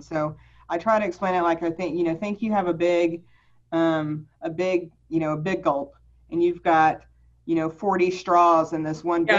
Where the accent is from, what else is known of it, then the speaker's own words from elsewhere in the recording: Lubbock, Texas, United States; also born or lived in Houston, Texas / Dallas, Texas / Austin, Texas; I grew up mostly in Lubbock. I was, I was born in Houston, but most of my uh, schooling was in Lubbock